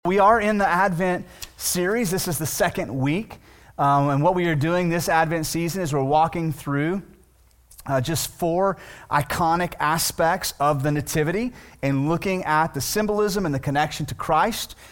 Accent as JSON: {"language": "English", "town": "Weatherford", "region": "Texas", "country": "United States", "tie": "born or raised there", "also_born_or_lived": "Millsap, Texas", "said": "I grew up in Weatherford, right, which is a fairly known town, which is now a city, but my last two years of high school, I went to a small town outside of Weatherford"}